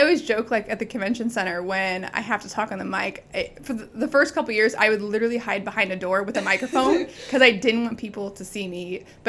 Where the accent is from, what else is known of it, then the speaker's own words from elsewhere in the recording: Wilber, Nebraska, United States; moved away as an adult; now in York, United States; So I'm from Wilbur, Nebraska, and it is the Czech capital of the United States.